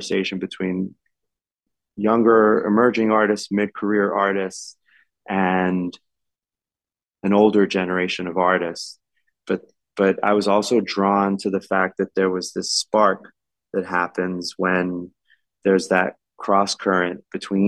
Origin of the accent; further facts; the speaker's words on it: New York City, New York, United States; I was born and raised in New York City, my family came to New York from Ecuador, from farms in Ecuador in the late 60s, but I was born and raised in the Lower East Side